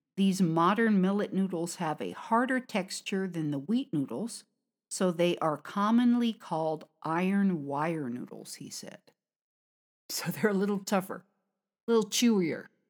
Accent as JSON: {"language": "English", "country": "United States", "moved": "yes", "lives_now": "China", "said": "from America"}